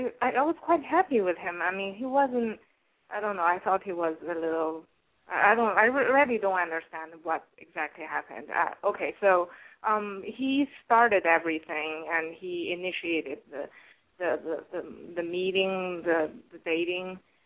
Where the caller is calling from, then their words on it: New York City, New York, United States; I'm calling from New York. I'm 29.